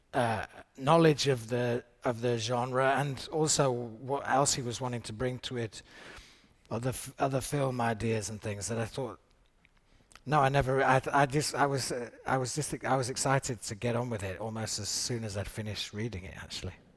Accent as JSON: {"language": "English", "country": "United Kingdom", "said": "as a British actor"}